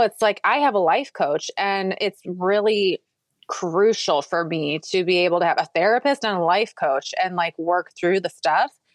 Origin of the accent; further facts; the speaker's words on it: Minnesota, United States; now in Texas, United States; I grew up in Minnesota